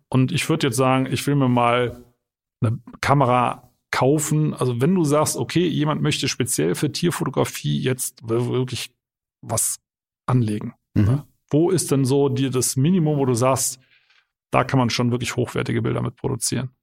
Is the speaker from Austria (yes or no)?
no; Eifel, Germany; bei uns in der Eifel